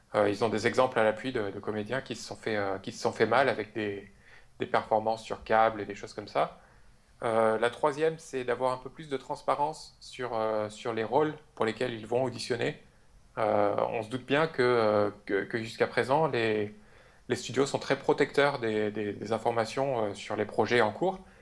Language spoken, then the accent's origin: French; France; accent: French; avec mon super accent français